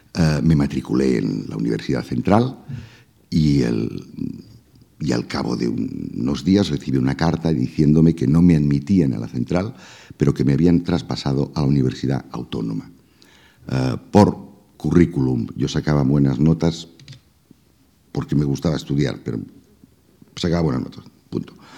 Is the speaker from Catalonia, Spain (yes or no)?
yes; Reus, Catalonia, Spain; yo nací en Reus